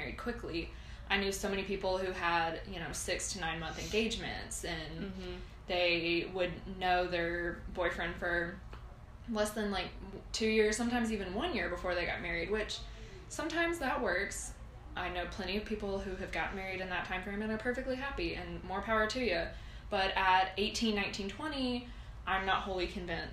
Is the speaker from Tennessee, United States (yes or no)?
yes; Nashville, Tennessee, United States; we are from Nashville